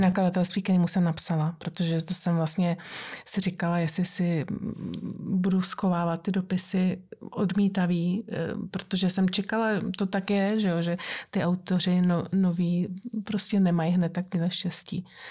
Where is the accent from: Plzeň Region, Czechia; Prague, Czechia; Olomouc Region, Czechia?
Prague, Czechia; moved away; jsem Pražačka